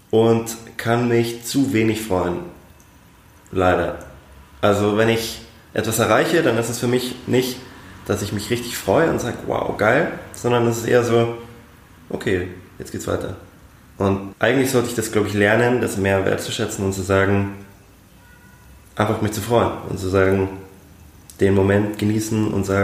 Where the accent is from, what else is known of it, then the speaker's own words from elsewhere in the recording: Munich, Bavaria, Germany; die Nähe zu Italien hier in München, deswegen Weinschorle und Aperol Spritz, aber als Münchner Kindle muss man auch Bier trinken.